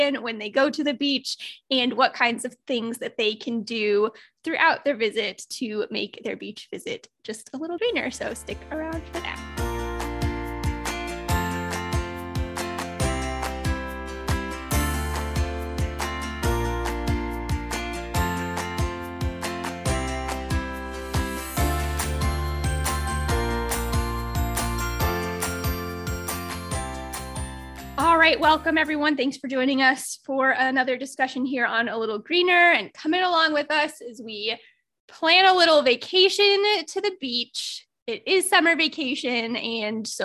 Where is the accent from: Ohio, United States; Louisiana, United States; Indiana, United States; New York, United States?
Indiana, United States; Northern; also born or lived in Naples, Florida; now in Florida, United States; I grew up in Northern Indiana